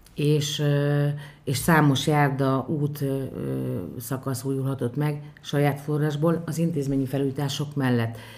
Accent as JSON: {"language": "Hungarian", "town": "Bonyhád", "region": "Tolna", "country": "Hungary"}